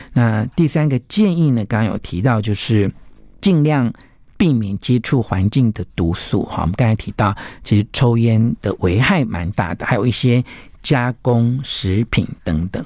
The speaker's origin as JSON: {"language": "Chinese", "region": "the mountains of Taichung", "country": "Taiwan", "tie": "born or raised there", "said": "因为我小时候曾经住过台中的山上"}